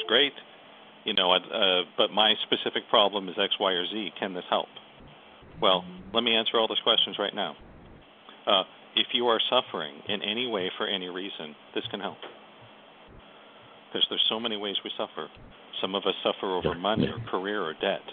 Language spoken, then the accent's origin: English; United States; I'm an American